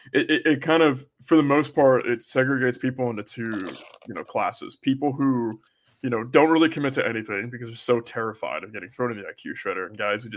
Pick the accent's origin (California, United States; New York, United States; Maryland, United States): California, United States; Oakland; I'm from Oakland, San Francisco